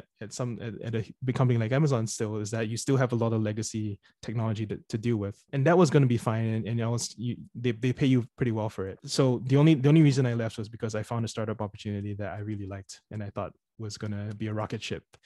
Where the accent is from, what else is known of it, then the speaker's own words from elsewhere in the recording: Singapore; moved away as an adult; also born or lived in United States / United Kingdom / New York City, United States; I was born and raised in Singapore